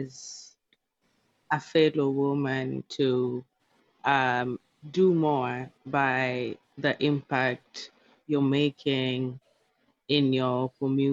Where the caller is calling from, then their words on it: Seattle, Washington, United States; I'm speaking from Seattle, Washington.